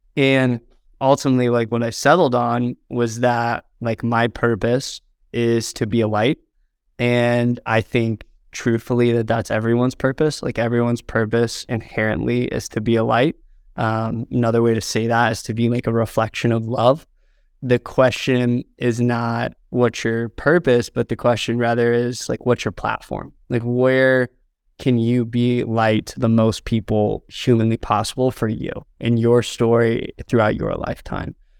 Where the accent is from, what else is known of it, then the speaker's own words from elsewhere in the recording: Southern Indiana, United States; moved away as an adult; now in Los Angeles, United States; I grew up in Southern Indiana